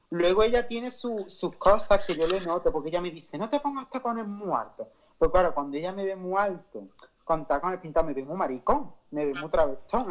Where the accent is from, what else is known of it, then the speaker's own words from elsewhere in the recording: Córdoba, Andalusia, Spain; yo que soy de Córdoba